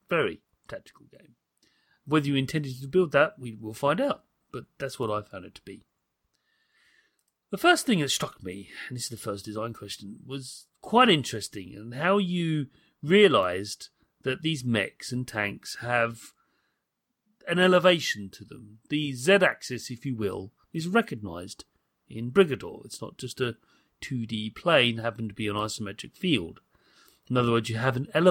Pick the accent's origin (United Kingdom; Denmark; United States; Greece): United Kingdom; as a British person